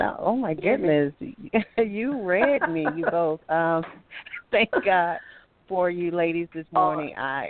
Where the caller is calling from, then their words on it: Alabama, United States; I'm calling from Alabama.